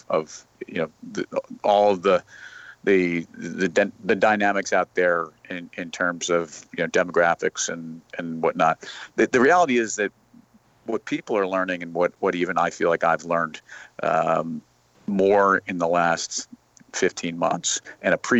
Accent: Westchester, New York, United States; I grew up in Westchester

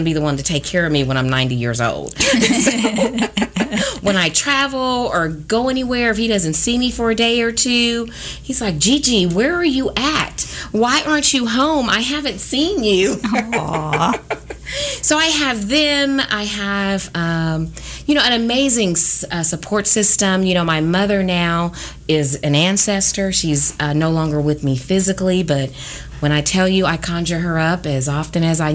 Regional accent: Kansas City, Missouri, United States; I am a native of Kansas City, born and raised. I have never lived anywhere else

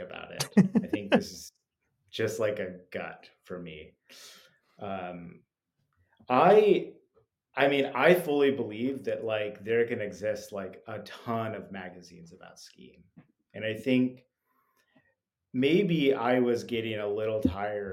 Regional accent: Salt Lake City, Utah, United States; now in New York City, United States; I grew up in Salt Lake City

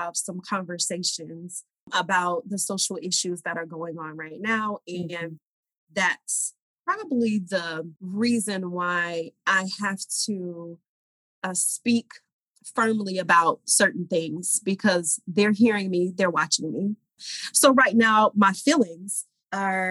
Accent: Georgia, United States; moved away as an adult; also born or lived in Oklahoma; now in New York, United States; I'm originally from Georgia. I lived in a town outside of Atlanta, Georgia

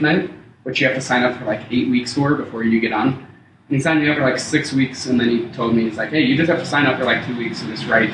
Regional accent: Broomfield, Colorado, United States; I was born here and uh, raised here. I lived in Broomfield. Like, I grew up in Broomfield, went to high school there and such.

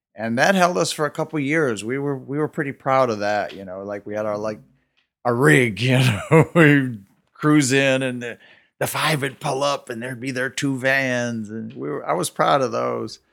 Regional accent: Detroit, Michigan, United States; growing up in Detroit in the late 50s and early 60s

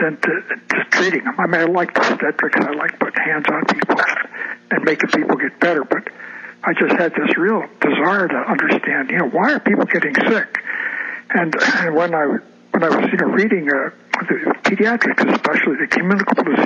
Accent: Albany, New York, United States; moved away as an adult; now in Olympia, United States; I grew up in Albany, New York. I was born at Albany Hospital in 1932.

